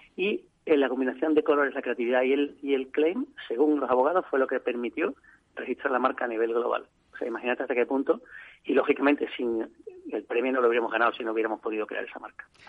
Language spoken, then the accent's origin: Spanish; Seville, Andalusia, Spain; also born or lived in Madrid; now in Seville, Spain; yo soy de Sevilla, pero llevaba 16 años dando vueltas por ahí por el mundo y no, y no en mi tierra